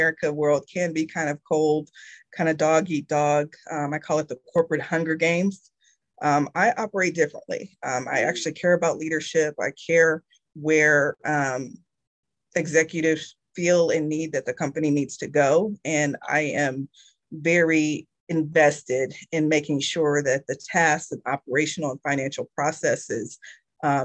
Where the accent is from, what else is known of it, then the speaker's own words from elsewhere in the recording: Indiana, United States; moved away as an adult; now in Georgia, United States; I was born and raised in Indiana